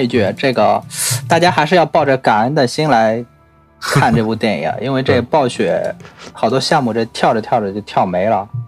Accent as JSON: {"language": "Chinese", "country": "China", "said": "但是我们中国人喜欢算虚岁"}